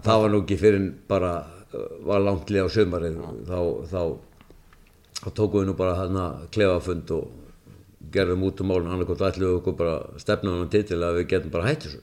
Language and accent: Icelandic; Akranes, Western Region, Iceland; það er minn heimabær